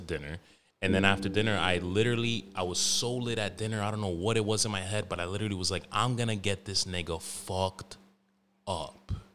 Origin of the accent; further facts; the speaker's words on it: New York, United States; all of those older, savage, like, Middle Eastern niggas I grew up with in New York